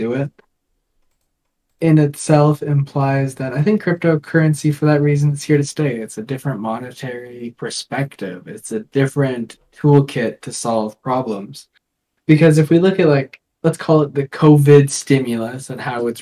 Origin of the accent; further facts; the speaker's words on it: Canada; we're Canadian. We're just the little neighbor up north.